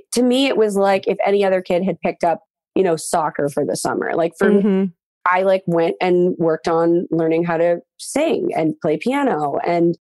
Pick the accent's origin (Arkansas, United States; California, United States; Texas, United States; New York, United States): Texas, United States; Highland Village; my hometown, Highland Village, Texas